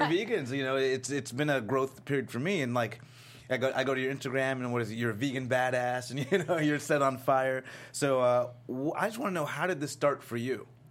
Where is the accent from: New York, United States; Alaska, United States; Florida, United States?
Florida, United States; I'm from Florida